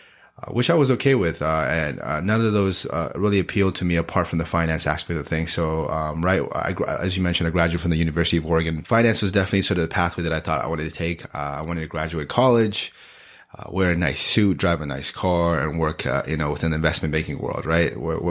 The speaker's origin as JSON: {"language": "English", "town": "Gangtok", "region": "Sikkim", "country": "India", "tie": "born there", "said": "I was born in Gyeongtok, Sikkim. Life there was quite different from what it is now."}